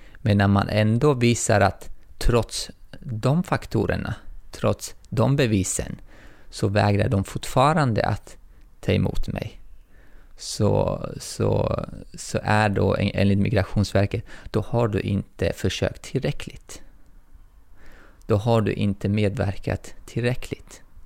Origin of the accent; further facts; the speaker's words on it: Tajikistan; now in Sweden; jag är tajik, men jag anses inte vara tajiks medborgare